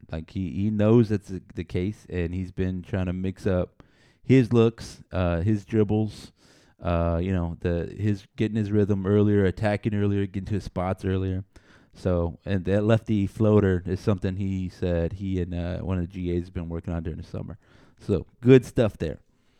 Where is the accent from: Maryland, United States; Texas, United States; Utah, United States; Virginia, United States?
Texas, United States; me as a Texan